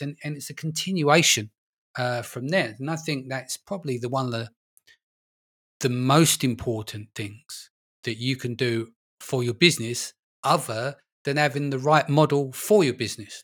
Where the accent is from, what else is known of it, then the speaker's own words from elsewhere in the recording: London, United Kingdom; moved away; I'm originally from London, born and raised, but, um, I live in a little village now